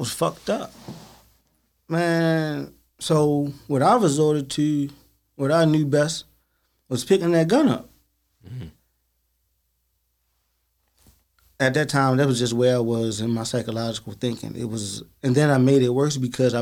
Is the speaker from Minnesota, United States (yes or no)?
no; Baltimore, Maryland, United States; growing up in Baltimore City